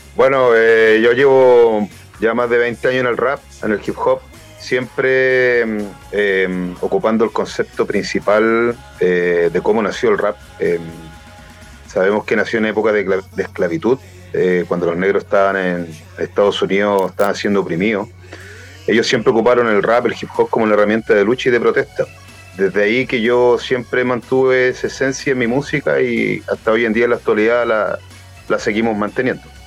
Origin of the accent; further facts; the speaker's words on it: Chile; los mapuches nunca han tenido, nunca hemos sido beneficiados